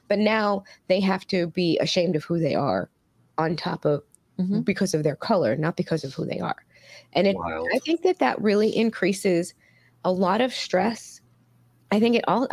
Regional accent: New York City, New York, United States; I grew up in Queens

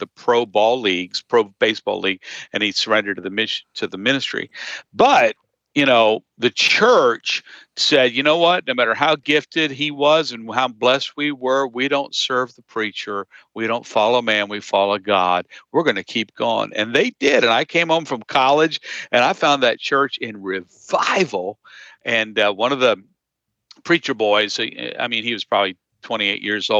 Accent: Harrisburg, Pennsylvania, United States; I grew up in the Harrisburg area

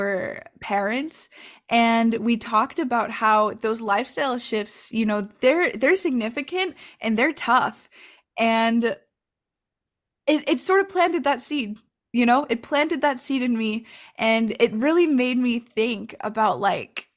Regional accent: La Crosse, Wisconsin, United States; I'm from Ho-Chunk land and Wisconsin, currently known today as La Crosse, Wisconsin

